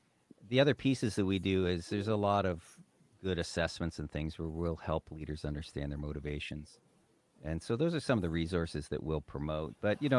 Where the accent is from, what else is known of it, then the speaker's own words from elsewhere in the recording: Great Lakes, United States; I grew up in the Great Lakes. I enjoyed everything about being on the water.